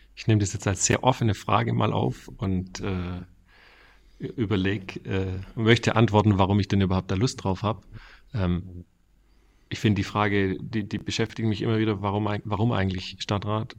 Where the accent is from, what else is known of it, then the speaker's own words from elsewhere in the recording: Reutlingen, Baden-Württemberg, Germany; accent: Swabian; moved away as an adult; also born or lived in Stuttgart; now in Ostfildern, Germany; ich komme aus der Reutlingen, Reutlinger Metzinger Ecke, da bin ich mhm. aufgewachsen